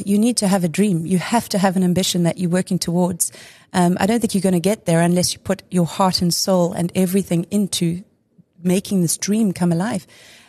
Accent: Durban, KwaZulu-Natal, South Africa; I grew up in Durban and joined a club.

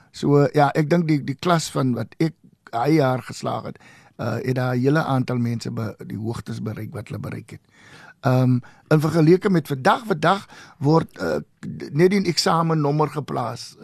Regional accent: Oudtshoorn, Western Cape, South Africa; also born or lived in Vryburg, Northern Cape; daarna het ek groot geword en my hoërskoolopleiding in Oudtshoorn gekry

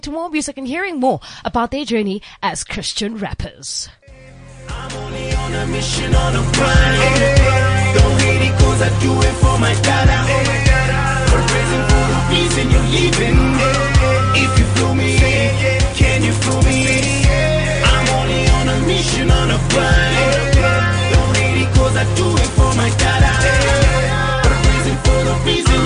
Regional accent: East London, Eastern Cape, South Africa; now in Johannesburg, South Africa; I'm from the Eastern Cape, right there in East London.

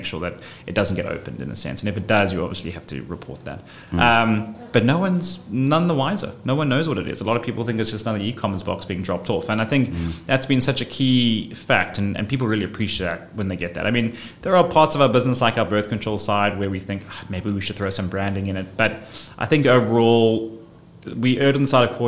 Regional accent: South Africa; also born or lived in London; when I moved back from London, the one thing I realized when coming back to South Africa

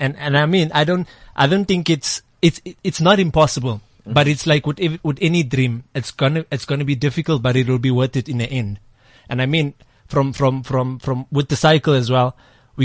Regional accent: Eastern Cape, South Africa; moved away; I come from the Eastern Cape

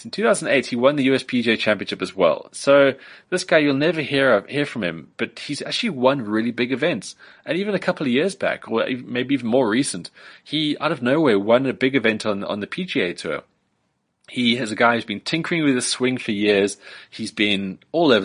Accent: South Africa; as a South African

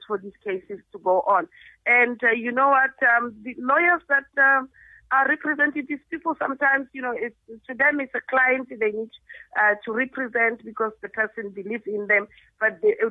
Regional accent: South Africa; As South Africans and as South African motorists

